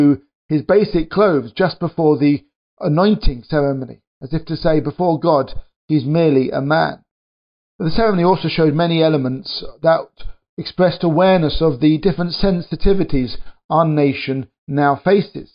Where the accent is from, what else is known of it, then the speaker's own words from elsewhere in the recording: United Kingdom; accent: British; You can probably tell from my accent that I'm British. And here in Britain